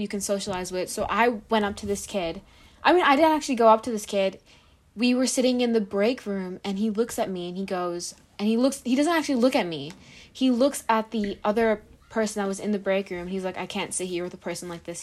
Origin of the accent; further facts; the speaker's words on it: Piscataway, New Jersey, United States; I grew up in Piscataway.